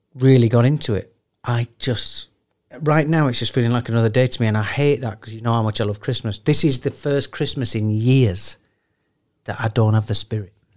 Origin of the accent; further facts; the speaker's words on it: Sheffield, Yorkshire and the Humber, United Kingdom; I'm from Sheffield.